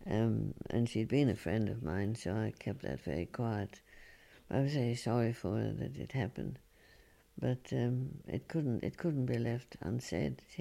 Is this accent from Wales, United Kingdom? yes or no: no; London, United Kingdom; Oh well, yes, I come from London, but uh, I, I, I live here and I'm working here.